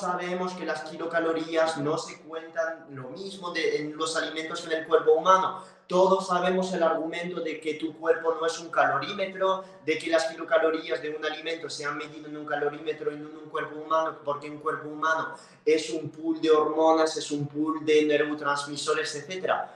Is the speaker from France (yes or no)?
yes; France; Spanish is a second language; moved away; soy francés